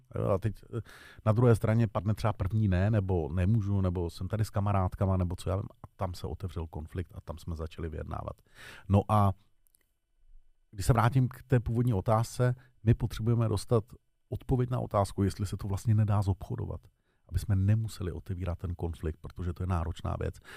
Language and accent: Czech; Czechia